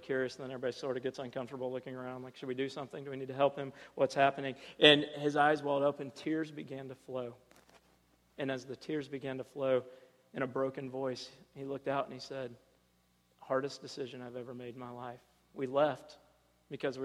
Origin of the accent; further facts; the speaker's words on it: Ohio, United States; as a kid, I grew up in Ohio, this small, you know, farm town in the middle of nowhere, one stoplight